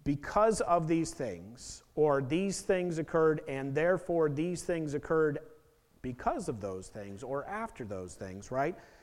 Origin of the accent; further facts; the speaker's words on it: Portland, Oregon, United States; I was born in Portland